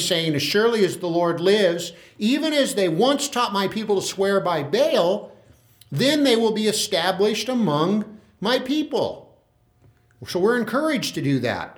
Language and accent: English; Tulare, California, United States; I'm a guy from Tulare